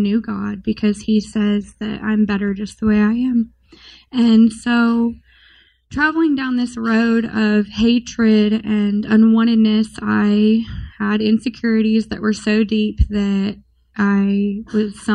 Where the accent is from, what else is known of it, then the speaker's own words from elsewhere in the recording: Springfield, Missouri, United States; I was born and raised in Missouri, Springfield